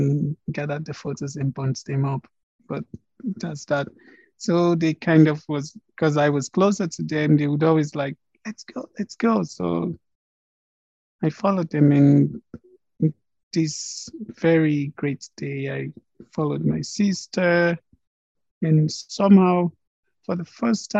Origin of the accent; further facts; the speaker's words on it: Nigeria; now in Prague, Czech Republic; I'm a Nigerian. I was born somewhere in Nigeria